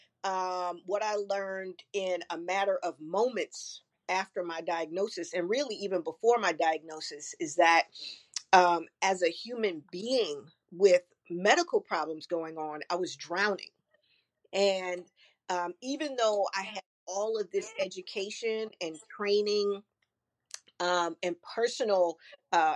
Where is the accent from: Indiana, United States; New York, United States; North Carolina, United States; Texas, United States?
New York, United States; New York City; I'm from Flatbush, Brooklyn